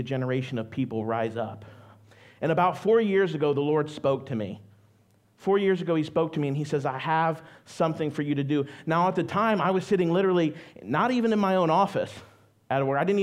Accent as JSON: {"language": "English", "region": "Ohio", "country": "United States", "said": "I am from Ohio. I am a Buckeye"}